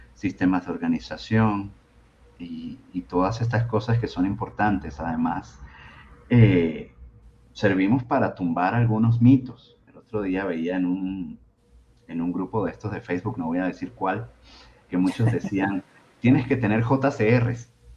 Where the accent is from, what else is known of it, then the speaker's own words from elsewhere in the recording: Venezuela; now in Mexico; soy originariamente de Venezuela